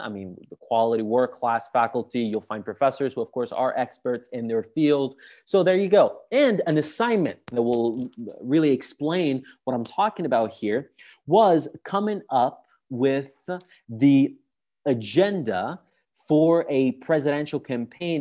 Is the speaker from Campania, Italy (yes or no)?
no; Sicily, Italy; English is a second language; moved away as an adult; now in Rome, Italy; I'm from Sicily, from the south of Italy